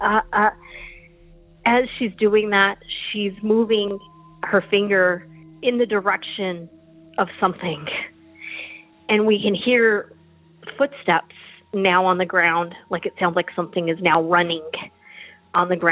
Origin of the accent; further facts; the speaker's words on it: Roswell, New Mexico, United States; now in Texas, United States; I'm originally from Roswell, New Mexico, and so I'm not a stranger to strange things.